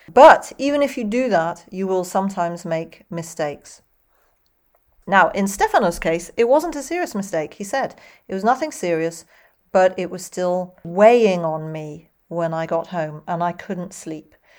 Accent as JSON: {"language": "English", "country": "United Kingdom", "accent": "British English, non-rhotic", "said": "I'm British English and not American English"}